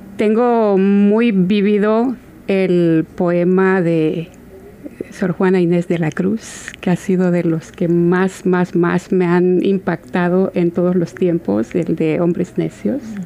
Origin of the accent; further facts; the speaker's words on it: El Salvador; por parte de nuestro país, de El Salvador, de donde yo soy